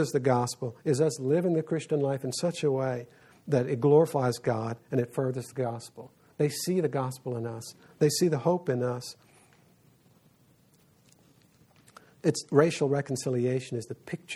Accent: South Louisiana, United States; I grew up in South Louisiana

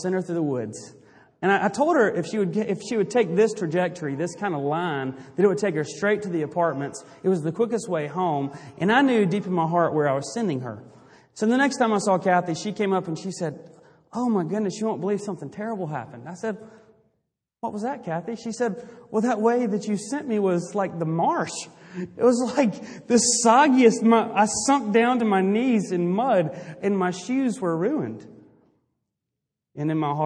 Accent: Greenville, South Carolina, United States; I grew up in Greenville, South Carolina

